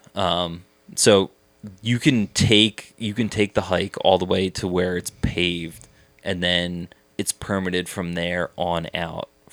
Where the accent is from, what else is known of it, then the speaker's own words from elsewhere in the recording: Abington, Pennsylvania, United States; I grew up in Abington. It's a it's a nice little suburb outside Philly.